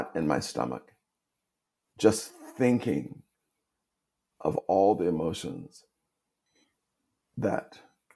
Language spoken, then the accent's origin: English; the Jim Crow South, United States; I was born in segregation in the Jim Crow South